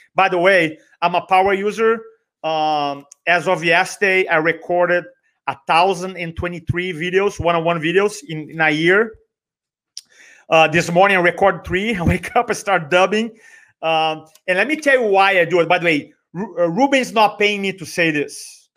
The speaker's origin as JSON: {"language": "English", "country": "Brazil", "tie": "born or raised there", "accent": "Brazilian", "first_language": "Portuguese", "second_language": "English", "moved": "as an adult", "lives_now": "United States", "said": "I grew up in Brazil, Portuguese"}